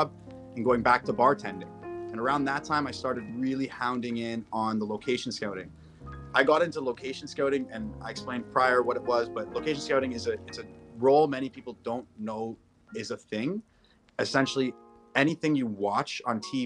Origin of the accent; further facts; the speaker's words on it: Toronto, Ontario, Canada; I grew up here in Toronto, Canada, Ontario.